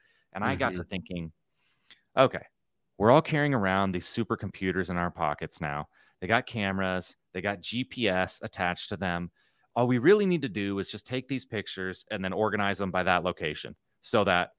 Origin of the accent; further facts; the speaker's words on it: Nebraska, United States; No, I come from Nebraska. You know, it's in the middle.